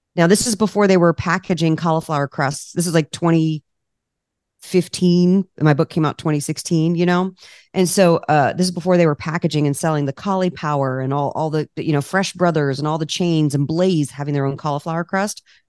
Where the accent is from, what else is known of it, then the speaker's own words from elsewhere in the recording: Washington, District of Columbia, United States; moved away as an adult; now in California, United States; I'm from the East Coast, I'm from D C.